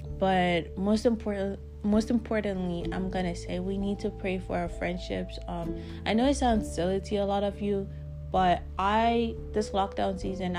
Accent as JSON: {"language": "English", "country": "Canada", "moved": "yes", "lives_now": "South Africa", "said": "Since I moved from Canada to South Africa, the time difference for me has become like 9 hours between my friends and I back home."}